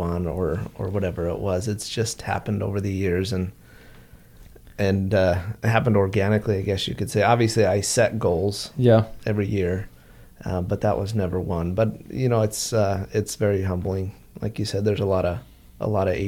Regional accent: Mesa, Arizona, United States; So I grew up here. I grew up in North Mesa, Lehi

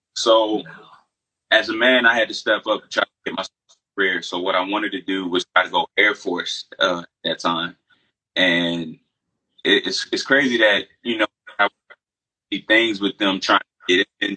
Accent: Largo, Maryland, United States; moved away as an adult; now in North Carolina, United States; I'm from Largo, Maryland

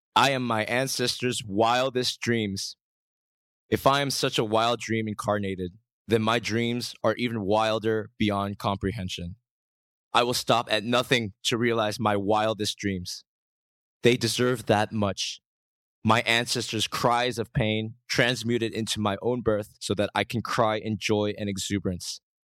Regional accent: United States; moved away as an adult; now in Korea; growing up in America, only to move back to Korea in two thousand twelve

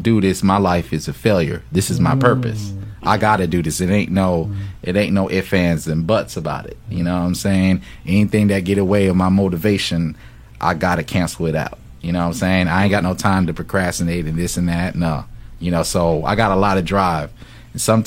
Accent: Fayetteville, North Carolina, United States; I'm from North Carolina Fayetteville

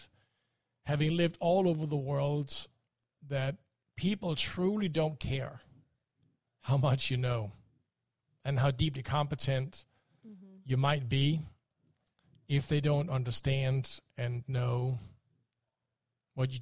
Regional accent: Denmark; moved away; since I grew up in Denmark and am a Viking

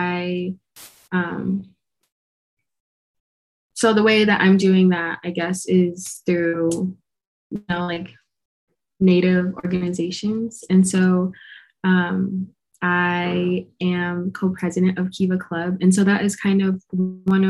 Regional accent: United States; moved away; very, very tiny community on the Navajo Nation. It's called Nashchiri

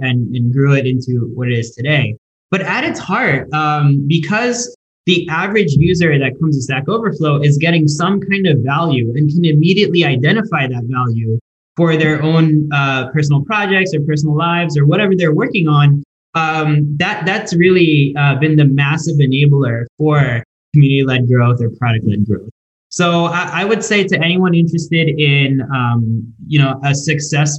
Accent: Delaware, United States; we're both from Delaware

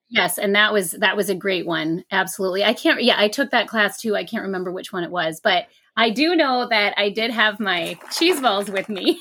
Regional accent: Minneapolis, Minnesota, United States; I grew up in Minneapolis

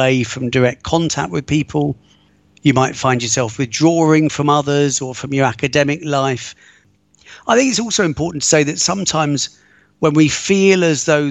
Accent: United Kingdom; moved away as an adult; also born or lived in London / Egypt / Israel / Italy; now in Rome, Italy; Brought up just outside of London, spent many years living in London, and I've also lived abroad a lot.

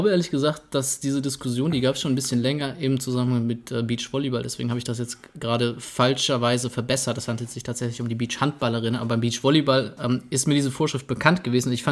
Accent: Bavaria, Germany; weil ich bin ja in Süddeutschland, wo ich herkomme, aus dem ähm, schönen Franken. Jetzt hätte ich fast Bayern gesagt

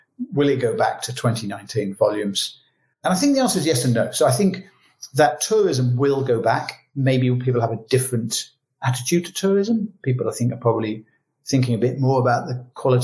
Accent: United Kingdom; moved away; as a British citizen but living abroad

